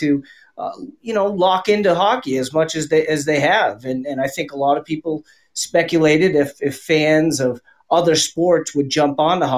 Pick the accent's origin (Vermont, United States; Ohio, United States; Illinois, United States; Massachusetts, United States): Massachusetts, United States; Boston; moved away as an adult; now in Las Vegas, United States; I grew up in the Boston area, and I grew up as a young kid playing hockey